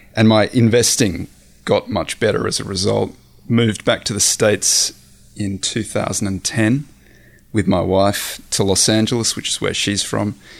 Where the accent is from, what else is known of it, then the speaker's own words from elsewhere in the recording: Australia; moved away as an adult; also born or lived in San Francisco; I'm Australian, I grew up in the Australian outback